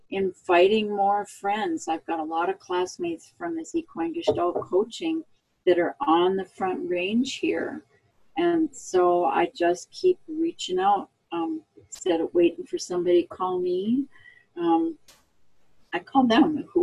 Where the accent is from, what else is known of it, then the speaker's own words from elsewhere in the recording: Minnesota, United States; also born or lived in Oregon; I was born in Oregon. I came from originally from the Northwest. I grew up in Minnesota.